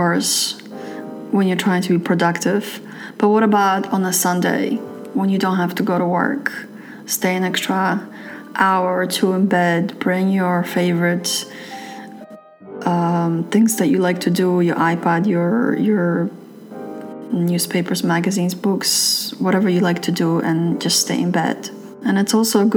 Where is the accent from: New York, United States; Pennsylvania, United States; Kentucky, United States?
New York, United States; New York City; moved away as an adult; I'm from New York City, and I've noticed that when I lived in New York City